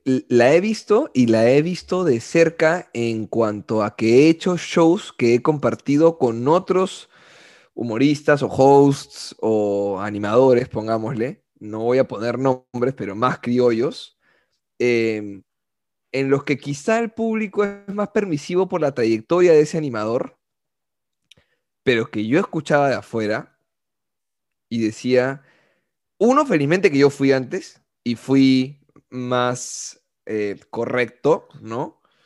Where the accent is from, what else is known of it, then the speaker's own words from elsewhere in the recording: Peru; como peruano